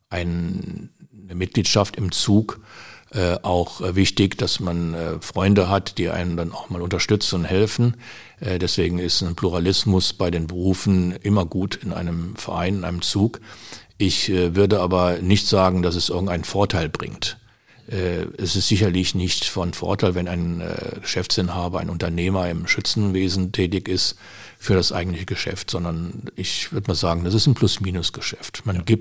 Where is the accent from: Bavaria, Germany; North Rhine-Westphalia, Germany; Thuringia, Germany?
North Rhine-Westphalia, Germany; Düsseldorf; now in Willich, Germany; Ich bin äh, 82 nach Willig gezogen. Ich komme aus Düsseldorf, bin dort geboren.